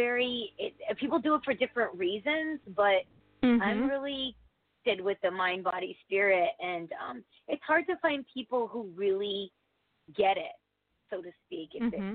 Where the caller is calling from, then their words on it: Connecticut, United States; It's my first time calling. … I'm from Connecticut.